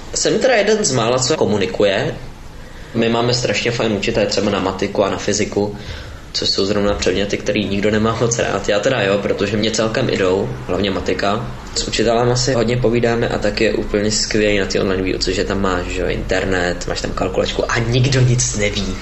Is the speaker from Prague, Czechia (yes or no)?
yes; Prague, Czechia; z Prahy a chodím do 8. třídy